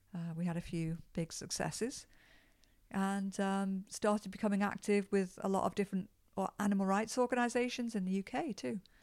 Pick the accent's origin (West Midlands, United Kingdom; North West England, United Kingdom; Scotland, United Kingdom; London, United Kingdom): North West England, United Kingdom; Liverpool; moved away as an adult; now in Toronto, Canada; I was born in Liverpool, England